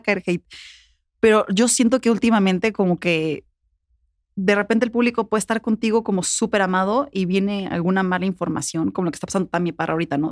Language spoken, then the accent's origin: Spanish; Puebla, Mexico; moved away as an adult; now in Mexico City, Mexico; yo soy de Puebla